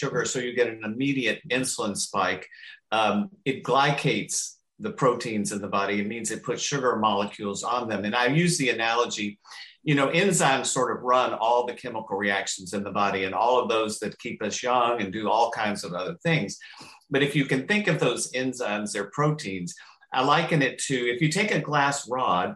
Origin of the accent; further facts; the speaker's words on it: the South, United States; from the South